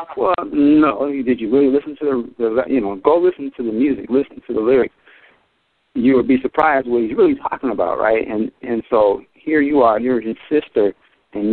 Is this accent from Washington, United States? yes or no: yes; Seattle, Washington, United States; I'm coming from Seattle, Washington